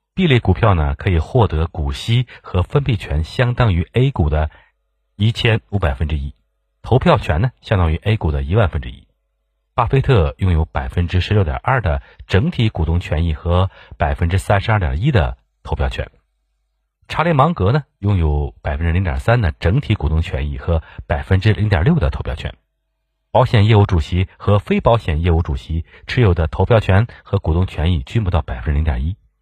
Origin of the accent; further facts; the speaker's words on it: China; 我们中国人